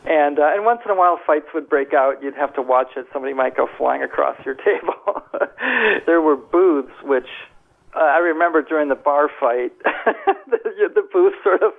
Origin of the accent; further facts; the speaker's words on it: Milwaukee, Wisconsin, United States; Generally, the Milwaukee area.